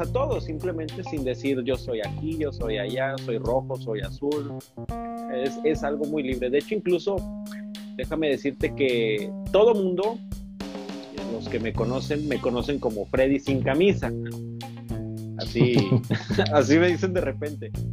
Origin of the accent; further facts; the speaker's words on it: Tampico, Tamaulipas, Mexico; él y yo somos de Tampico